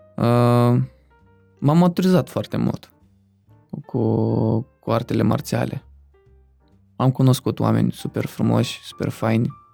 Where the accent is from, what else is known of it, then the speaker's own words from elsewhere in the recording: Moldova; băiețan de, din Republica Moldova